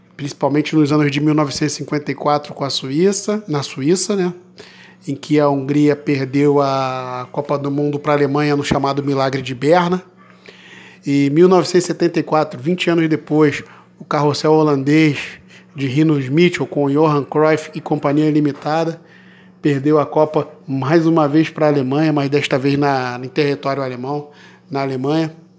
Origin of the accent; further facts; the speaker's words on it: Brazil; eu sou brasileiro